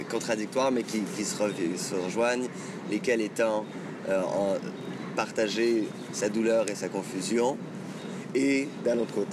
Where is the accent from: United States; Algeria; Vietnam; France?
France; je suis français et arabe, c'est comme si le. comme si ces deux euh, points de jonction euh, bah, se, retrouvent en moi